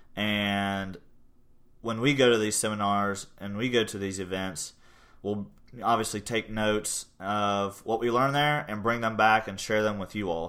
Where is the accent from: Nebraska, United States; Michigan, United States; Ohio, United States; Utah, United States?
Ohio, United States; Portsmouth; also born or lived in New York; now in Gallipolis, United States; I grew up in Portsmouth, Ohio, graduated from Portsmouth High School